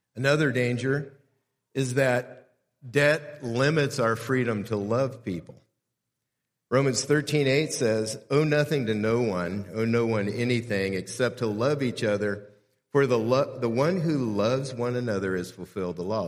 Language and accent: English; South Gate, California, United States; I grew up in Southgate, California, which is about eight and a half miles from downtown L